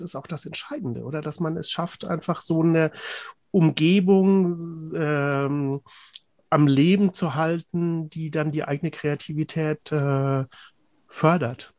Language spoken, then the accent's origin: German; Cologne, North Rhine-Westphalia, Germany; als Kölner